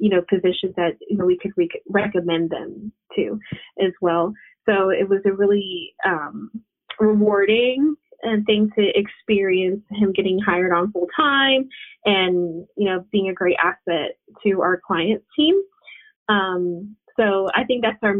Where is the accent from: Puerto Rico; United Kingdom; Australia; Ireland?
Puerto Rico; moved away; we're from Puerto Rico